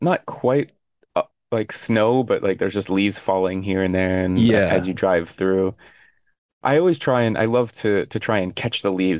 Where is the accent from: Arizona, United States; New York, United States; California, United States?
Arizona, United States; I never had to do that growing up in Arizona, fortunately.